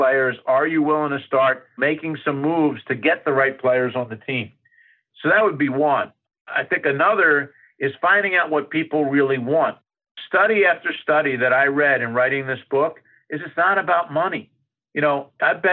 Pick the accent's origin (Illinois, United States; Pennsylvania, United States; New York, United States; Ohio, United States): Pennsylvania, United States; Philadelphia; I grew up in Philadelphia, and we used to have to go through the toll booth to get to New Jersey